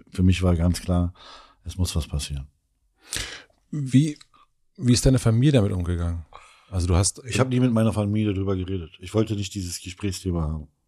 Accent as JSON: {"language": "German", "town": "Elsterwerda", "region": "Brandenburg", "country": "Germany", "said": "ich bin äh, Südbrandenburger."}